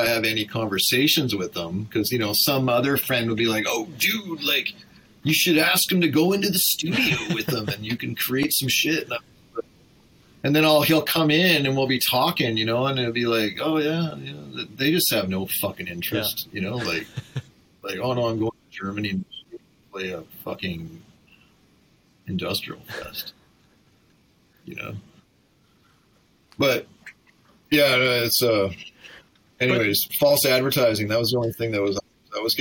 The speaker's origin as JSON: {"language": "English", "town": "Vancouver", "region": "British Columbia", "country": "Canada", "said": "I'm from Vancouver"}